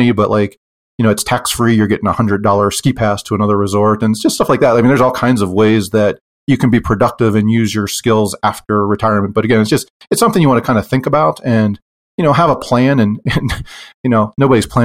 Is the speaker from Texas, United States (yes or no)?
no; Pennsylvania, United States; moved away as an adult; now in Utah, United States; I'm from Pennsylvania and we moved to Utah after I retired